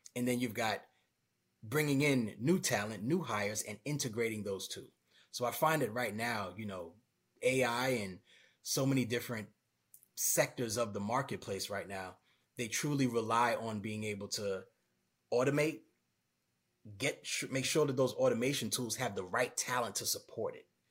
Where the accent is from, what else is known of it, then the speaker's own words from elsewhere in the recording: Brooklyn, New York, United States; moved away; I'm originally from Brooklyn, New York